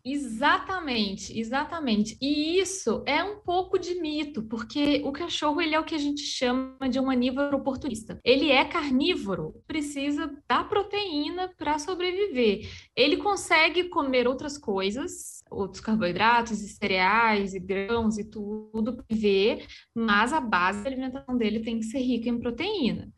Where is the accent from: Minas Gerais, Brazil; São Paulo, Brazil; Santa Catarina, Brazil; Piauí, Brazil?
Minas Gerais, Brazil; accent: mineiro; moved away; also born or lived in interior of Paraná; O sotaque já, já mantém aí que eu sou, sou mineira.